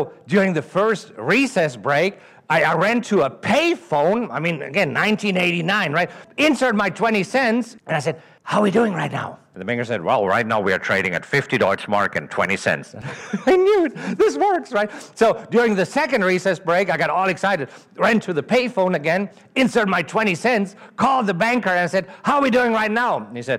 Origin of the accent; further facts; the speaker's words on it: Germany; accent: German; English is a second language; moved away as an adult; now in United States; Originally, I'm from Germany. That's the accent that you're hearing. I grew up in Germany and stayed there until 2002. 2002, I moved to the United States with $30,000 in my pocket